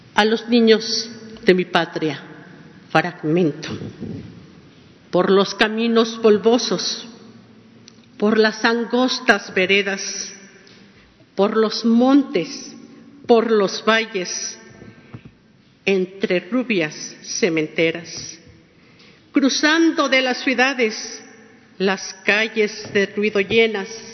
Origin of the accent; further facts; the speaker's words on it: El Saucito, San Luis Potosí, Mexico; Esa es mi tierra